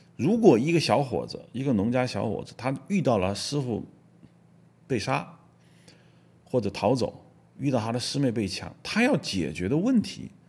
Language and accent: Chinese; China; 我们作为中国人